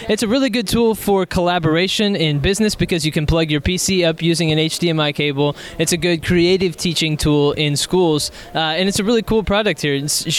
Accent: Texas, United States; I'm from Texas.

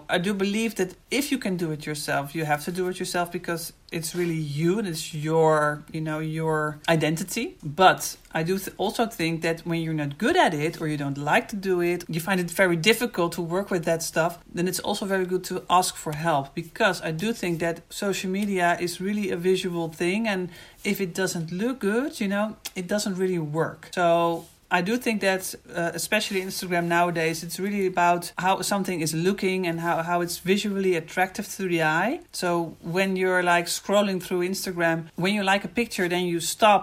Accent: Netherlands; I'm from the Netherlands.

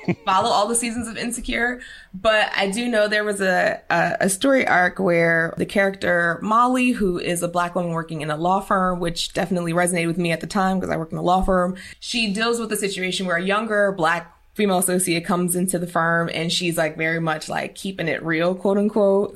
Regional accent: Philadelphia, Pennsylvania, United States; originally I'm from North Philadelphia

